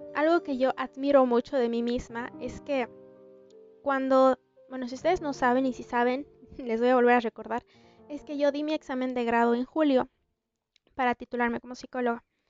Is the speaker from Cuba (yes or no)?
no; Bolivia; en mi país, en Bolivia, y en mi ciudad específicamente